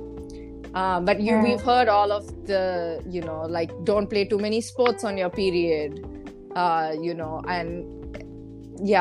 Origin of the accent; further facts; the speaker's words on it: India; growing up in India